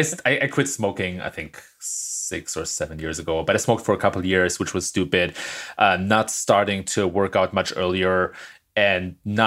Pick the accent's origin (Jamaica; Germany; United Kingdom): Germany; moved away as an adult; now in California, United States; Don't ask the German.